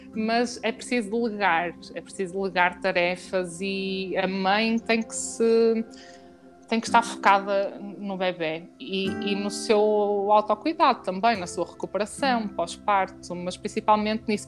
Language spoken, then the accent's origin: Portuguese; Porto, Norte, Portugal; nós somos do Porto